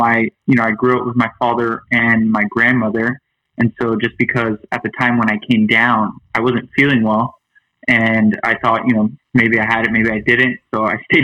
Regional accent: Miami, Florida, United States; moved away as an adult; also born or lived in New York; growing up in Miami

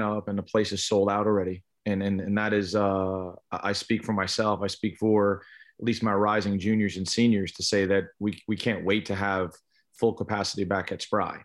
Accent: East Islip, New York, United States; I grew up on Long Island in New York, East Islip High School

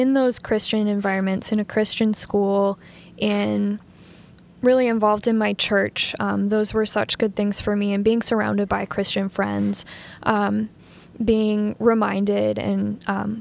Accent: Fargo, North Dakota, United States; I grew up in Fargo Moorhead

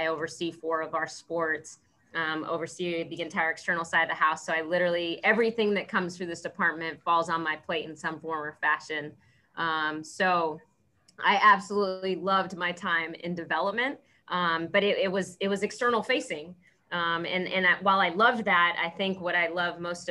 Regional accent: San Jose, California, United States; moved away as an adult; I grew up in San Jose, California, and went 3,000 miles away to play softball at Yale University

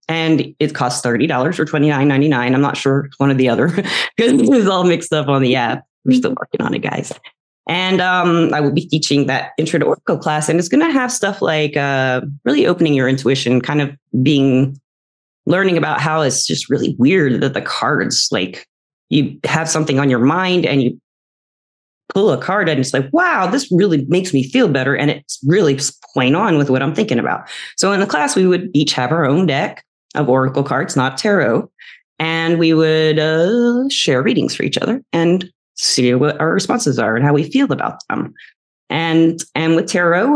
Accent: the South, United States; I was raised in the South mostly

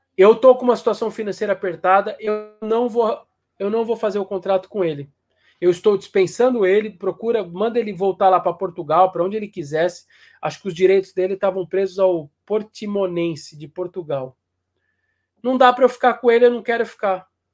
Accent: São Paulo, Brazil; Eu, eu sou da Zona Norte de São Paulo, aqui do Tucuruvi

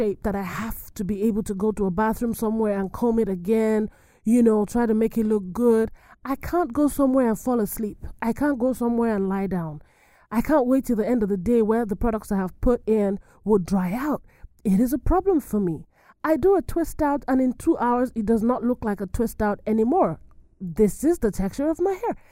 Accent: Nigeria; moved away; I am an African immigrant. I am from Niger. I'm from Nigeria

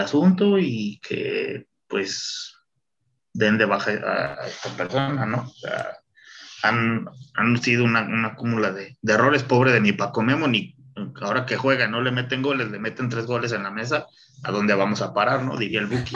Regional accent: Irapuato, Guanajuato, Mexico

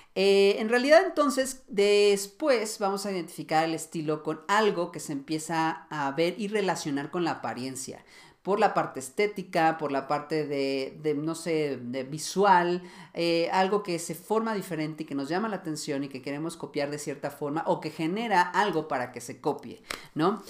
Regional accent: Mexico; yo que soy de México

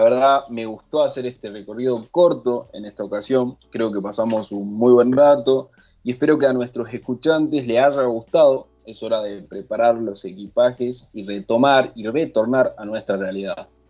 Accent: Cafayate, Salta, Argentina; A mi Salta, mi Salta la linda, y para ser más precisos, a mi Cafayate querido

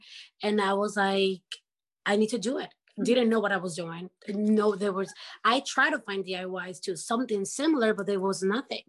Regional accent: Ecuador; moved away; I'm from Ecuador

